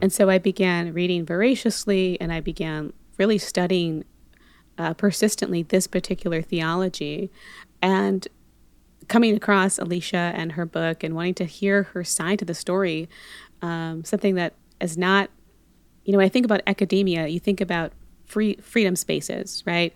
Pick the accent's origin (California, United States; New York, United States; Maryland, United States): California, United States; Monterey; also born or lived in Panama / Los Angeles; I am originally born in Panama, but grew up in California most of my life. Um, so Bay Area, Monterey